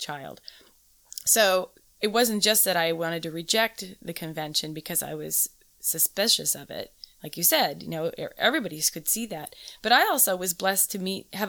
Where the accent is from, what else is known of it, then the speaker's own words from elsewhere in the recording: Southern California, United States; I grew up in Southern California in the 70s